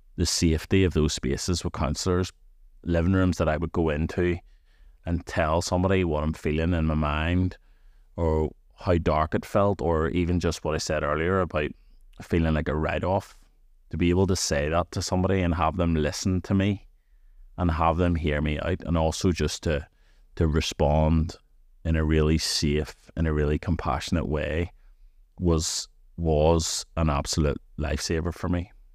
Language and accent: English; Antrim, Northern Ireland, United Kingdom; I'm from Antrim